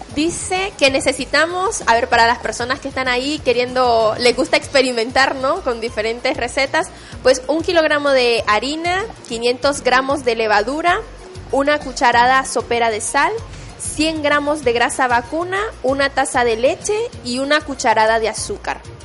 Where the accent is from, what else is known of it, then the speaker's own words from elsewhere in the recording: Nicaragua; yo soy de Nicaragua y en la costa atlántica de mi país se come mucho el picante.